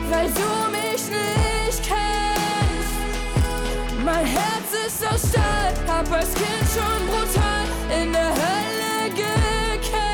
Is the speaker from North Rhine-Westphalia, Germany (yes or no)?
yes; Krefeld, North Rhine-Westphalia, Germany; nachdem ich ähm, in meiner Heimatstadt Krefeld war zu Besuch